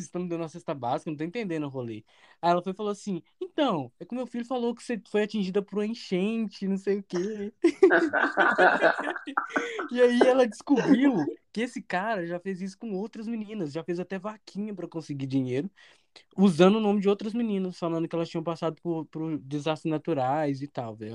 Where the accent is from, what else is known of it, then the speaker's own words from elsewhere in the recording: Belo Horizonte, Minas Gerais, Brazil; a gente é de Belo Horizonte